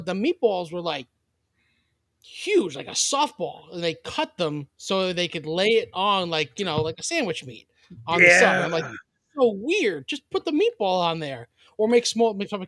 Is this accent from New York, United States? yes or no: yes; New York, United States; we're from New York, so we call them heroes.